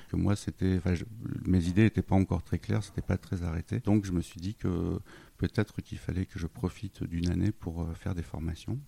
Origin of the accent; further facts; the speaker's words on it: Lille, Hauts-de-France, France; moved away; je suis originaire de Lille